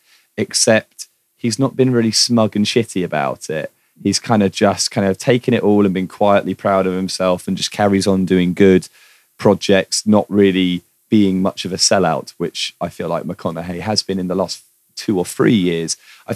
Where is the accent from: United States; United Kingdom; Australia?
United Kingdom; as a Brit